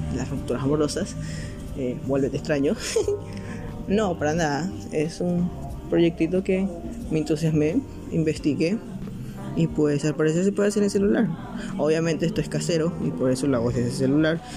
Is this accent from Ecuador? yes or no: yes; Ecuador; soy de Ecuador